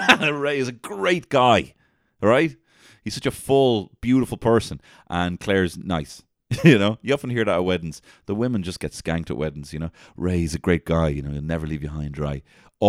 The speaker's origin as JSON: {"language": "English", "town": "Athlone", "region": "Westmeath", "country": "Ireland", "said": "So, Ryan, I'm actually from Athlone, and I have my own business as well, and I'm in a loved up couple."}